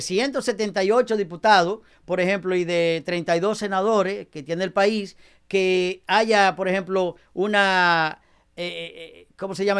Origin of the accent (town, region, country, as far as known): Dominican Republic; now in United States